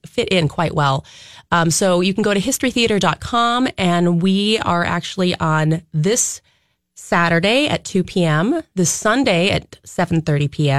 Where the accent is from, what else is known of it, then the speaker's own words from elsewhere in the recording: Red Wing, Minnesota, United States; I was growing up in Red Wing